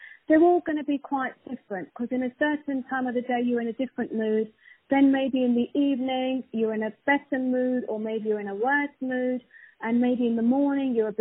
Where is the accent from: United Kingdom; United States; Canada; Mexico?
United Kingdom; London; I'm from London